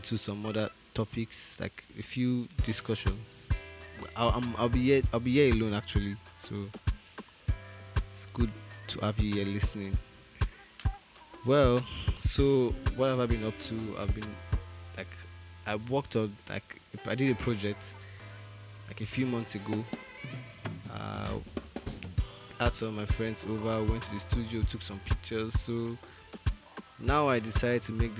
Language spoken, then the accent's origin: English; Nigeria; moved away; I'm Nigerian.